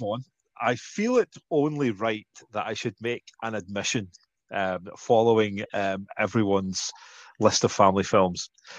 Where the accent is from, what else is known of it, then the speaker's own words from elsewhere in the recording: Scotland, United Kingdom; Yeah, we're that desperate for representation on screen.